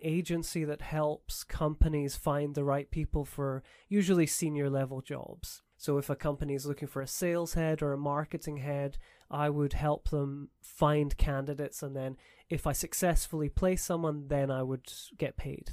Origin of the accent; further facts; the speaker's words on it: Edinburgh, Scotland, United Kingdom; moved away as an adult; also born or lived in Canada / St Andrews, Scotland; now in Taiwan; I'm from Scotland originally, from Edinburgh